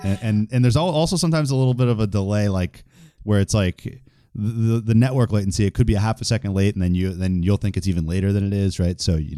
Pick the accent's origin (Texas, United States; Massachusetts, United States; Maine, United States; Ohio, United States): Massachusetts, United States; Boston; I'm also from Boston